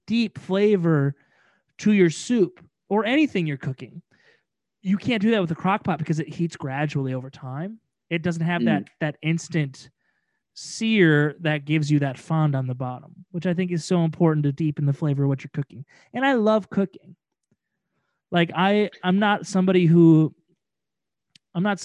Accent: Midwest, United States; We're from the Midwest

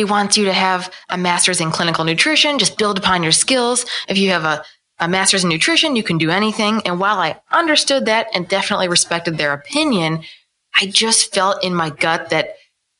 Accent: Ohio, United States; also born or lived in New Orleans, Louisiana; I was born and raised in Ohio, small town Ohio

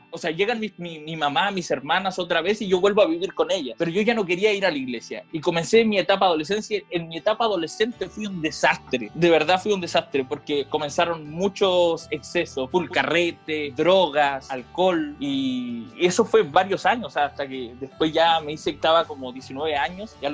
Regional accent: Ecuador; also born or lived in Chile; yo nací en Ecuador, soy ecuatoriano. La cosa es que mi vida no solamente fue en Ecuador, sino que mi vida fue ir y venir de Chile a Ecuador, Chile a Ecuador. Mi papá es ecuatoriano, mi mamá es chilena.

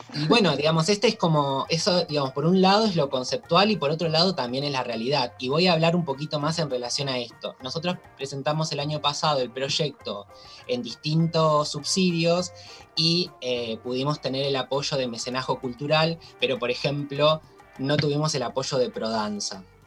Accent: Toay, La Pampa, Argentina; moved away; yo soy de La Pampa y eh, vengo de un pueblo, del pueblo de Olga Orozco, de un pueblito muy chiquito que se llama Toay

